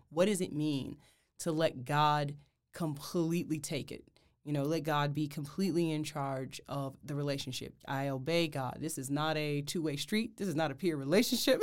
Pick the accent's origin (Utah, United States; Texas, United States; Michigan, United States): Michigan, United States; Detroit; moved away; I'm originally from Detroit, Michigan